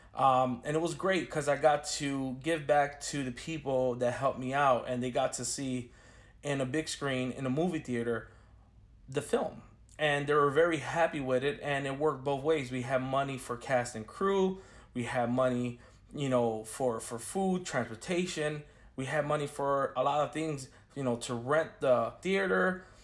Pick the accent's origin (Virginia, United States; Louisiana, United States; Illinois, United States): Illinois, United States; Chicago; now in Orlando, United States; I'm a filmmaker from Chicago, Illinois, based out of Orlando, Florida